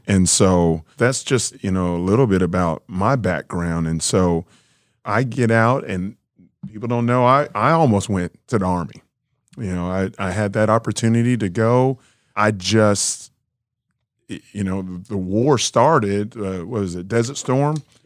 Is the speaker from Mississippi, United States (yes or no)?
no; Kansas City, Missouri, United States; I was born in Kansas City, Missouri